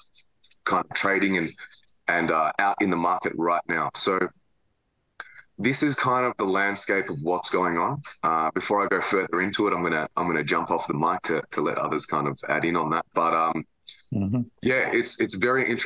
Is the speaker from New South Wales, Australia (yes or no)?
no; Melbourne, Victoria, Australia; I'm from Melbourne, Australia.